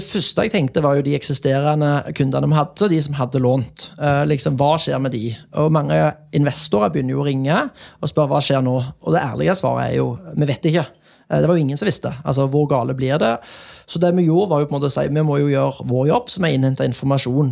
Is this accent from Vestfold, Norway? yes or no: no; Jæren, Rogaland, Norway; moved away; jeg kommer jo fra Jæren